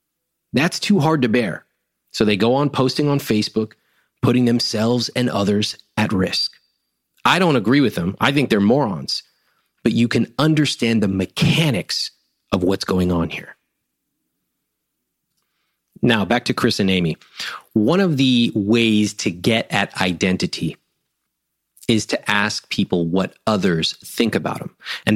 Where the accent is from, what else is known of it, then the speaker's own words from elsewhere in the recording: India; I'm a good husband. I'm a good son. I'm Indian. I graduated from Stanford.